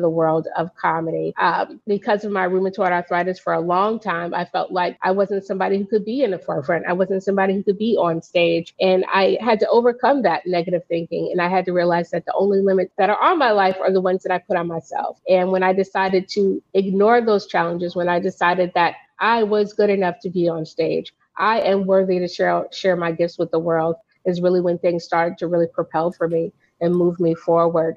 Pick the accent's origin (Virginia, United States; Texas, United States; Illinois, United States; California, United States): Virginia, United States; moved away as an adult; also born or lived in Brooklyn, New York; now in New York, United States; I was born in Brooklyn, New York. I was mainly raised in Virginia, the 757 area